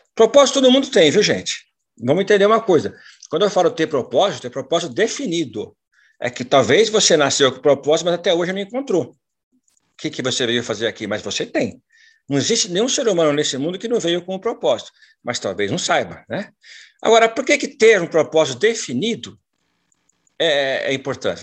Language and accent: Portuguese; São Paulo, Brazil; moved away as an adult; now in Londrina, Brazil; Eu sou paulistano da Gema